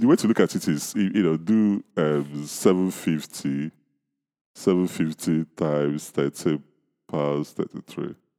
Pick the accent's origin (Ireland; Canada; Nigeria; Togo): Nigeria; I'm from Nigeria, I live in Nigeria